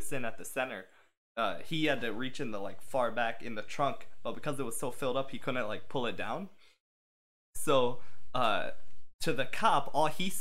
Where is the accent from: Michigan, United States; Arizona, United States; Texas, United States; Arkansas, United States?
Michigan, United States; I'm from Michigan